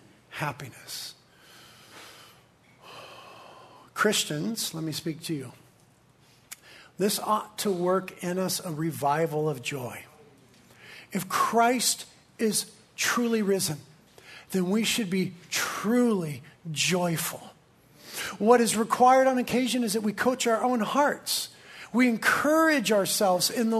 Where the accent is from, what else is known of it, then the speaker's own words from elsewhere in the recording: Carpinteria, California, United States; I was born and raised in Carpinteria.